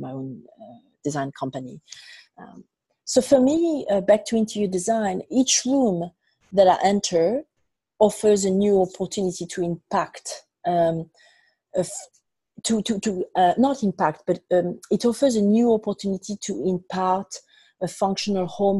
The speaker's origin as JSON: {"language": "English", "country": "France", "tie": "born or raised there", "moved": "yes", "lives_now": "New York City, United States", "said": "I was born in France and raised in France, mainly, and I also have lived and traveled extensively around the world before landing in New York City"}